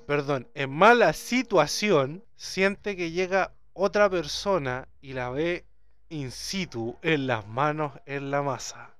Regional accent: Chile; como buen chileno.

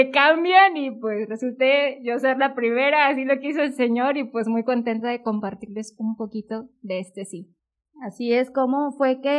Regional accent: northern Veracruz, Mexico; moved away; Soy originaria de Veracruz, sí, soy originaria de Veracruz, del norte de Veracruz.

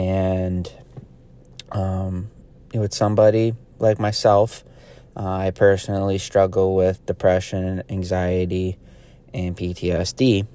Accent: New York, United States; I I'm from Central New York area, so going up to the Adirondacks

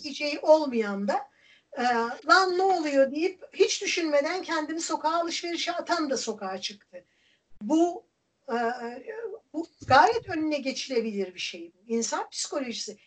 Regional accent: Erzincan, Turkey; born or raised there; moved away

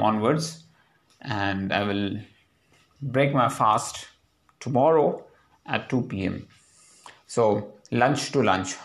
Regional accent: India; now in Hyderabad, India; The pride of being an Indian is very important for us in our daily lives

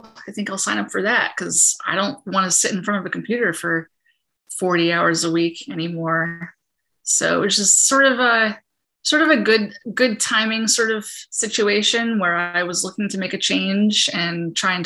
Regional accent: Peekskill, New York, United States; I grew up in the Hudson Valley, grew up in Peekskill

